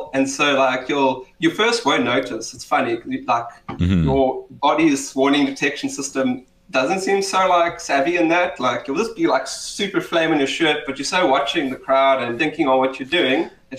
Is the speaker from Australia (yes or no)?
no; Cape Town, Western Cape, South Africa; South African, Cape Townian, born and bred. I might be the stereotype, just not my accent.